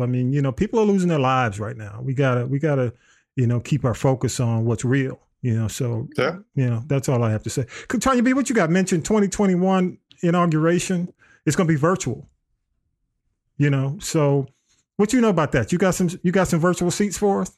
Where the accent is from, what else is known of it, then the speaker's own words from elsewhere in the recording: Georgia, United States; I'm from Georgia. I grew up in Georgia